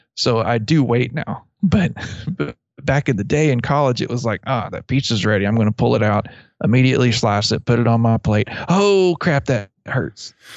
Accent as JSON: {"language": "English", "area": "near Abilene", "region": "Texas", "country": "United States", "tie": "born or raised there", "said": "I grew up near Abilene"}